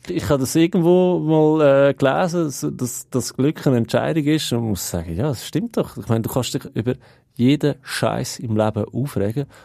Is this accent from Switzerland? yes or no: yes; Switzerland; wir sind Schweizer